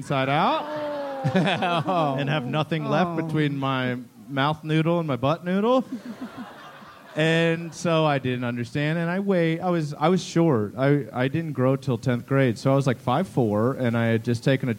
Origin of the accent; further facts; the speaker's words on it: Maryland, United States; I'm from Maryland.